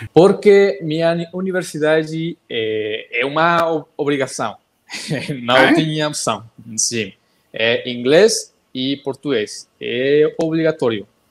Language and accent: Portuguese; Monterrey, Nuevo León, Mexico; Portuguese is a second language; eu sou de uma cidade muito importante do México chamada Monterrey, Nuevo León, que está no norte do México